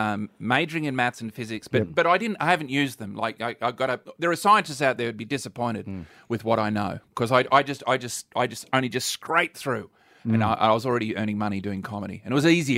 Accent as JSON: {"language": "English", "region": "Victoria", "country": "Australia", "said": "I'm from Victoria, so I live upstream"}